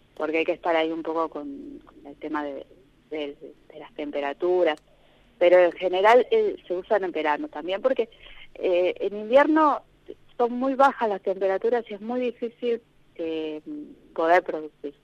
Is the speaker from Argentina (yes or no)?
yes; Buenos Aires, Argentina; moved away as an adult; now in Maquinchao, Argentina; yo soy de Buenos Aires